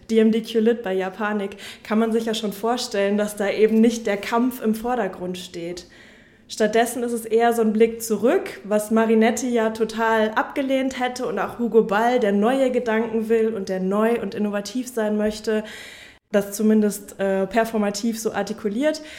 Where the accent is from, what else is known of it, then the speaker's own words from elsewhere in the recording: Münster, North Rhine-Westphalia, Germany; ich komme aus Münster